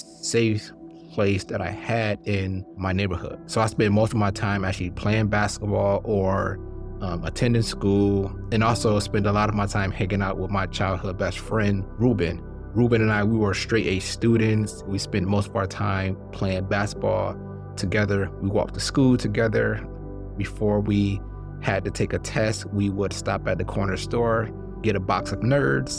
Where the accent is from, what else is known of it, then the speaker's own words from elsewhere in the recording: Highland Park, Michigan, United States; also born or lived in Hartford, Connecticut; I was born in Hartford, Connecticut, but I spent most of my childhood in Highland Park, Michigan, which is a city within the city limits of Detroit, Michigan